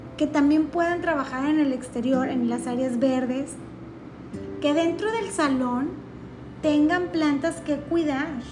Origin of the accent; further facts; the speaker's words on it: Mexico; estoy hablando, claro que desde una perspectiva como mexicana